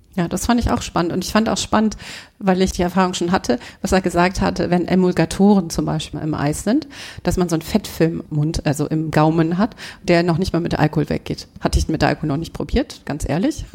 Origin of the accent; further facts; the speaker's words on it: Hochdahl, North Rhine-Westphalia, Germany; ich bin in Hochtal groß geworden